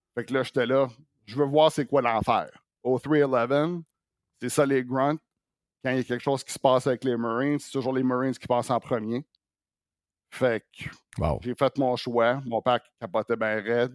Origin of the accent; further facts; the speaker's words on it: Quebec, Canada; now in Las Vegas, United States; Ça fait longtemps que je suis parti du Québec